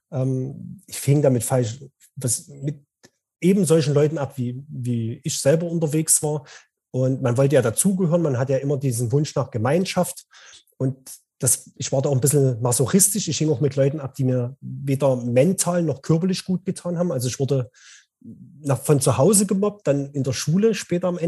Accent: Dresden, Saxony, Germany; also born or lived in Radebeul; Ich komme aus Dresden. Ähm, geboren bin ich in einer Kleinstadt nie weit weg von hier, also in, in Radebeul.

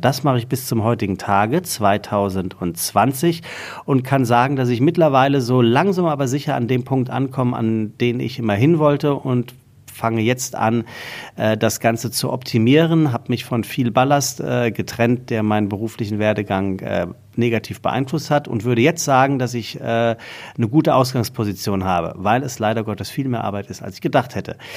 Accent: Taunus, Hesse, Germany; also born or lived in Frankfurt; Ich bin geboren äh, 1979 in einem Sommermonat in Frankfurt. Ähm, und ich bin aufgewachsen im Taunus, das ist unweit von Frankfurt.

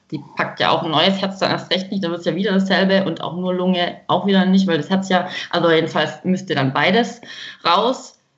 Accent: Freiberg am Neckar, Baden-Württemberg, Germany; ich komme aus Freiberg, das ist in Baden-Württemberg.

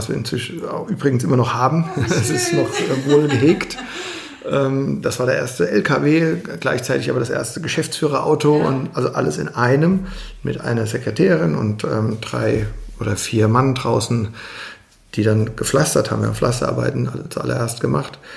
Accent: Mainz, Rhineland-Palatinate, Germany; born there; Ich bin 47 Jahre alt, in Mainz geboren, immer noch in Mainz wohnhaft, im Stadtteil Oberstadt

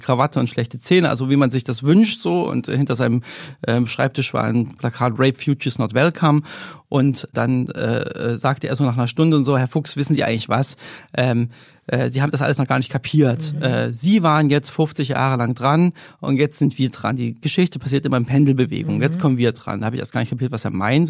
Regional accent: Germany; ich bin in der DDR aufgewachsen

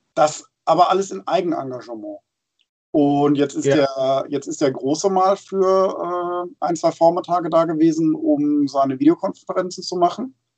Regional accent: Friesland, Lower Saxony, Germany; moved away; da habe ich ja immer ein schönes Ohr hin in meine alte Heimat

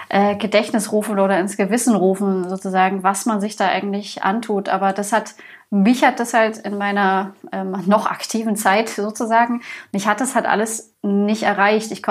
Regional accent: Bavaria, Germany; Also ich meine, ich komme hier aus Bayern, ähm, Bier ist ein Grundlebensmittel sozusagen.

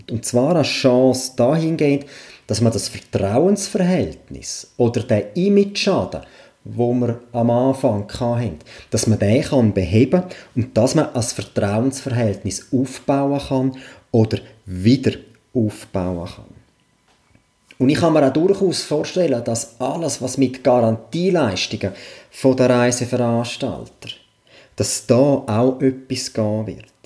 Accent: Switzerland; Und da rede ich jetzt nicht nur von meinem Heimatkanton, da rede ich wirklich schweizweit.

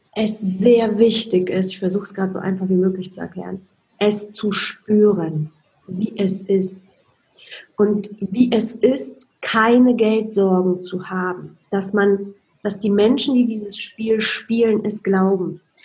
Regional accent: Poland; moved away; ich bin in Polen aufgewachsen. Es war im Kommunismus

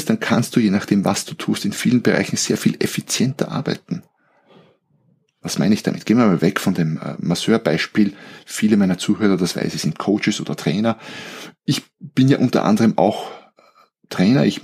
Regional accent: Austria; also born or lived in Germany; Also so als, als Österreicher, wir haben ja unsere Grauzonen.

